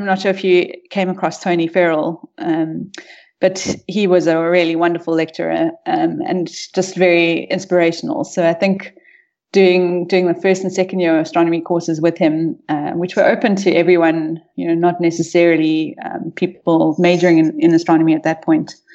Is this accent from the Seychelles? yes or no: no; Rustenburg, North West, South Africa; Um, I'm a South African. I grew up in the northwest province, um, mostly in Rustenburg, uh, but moved we moved around quite a bit when I was young.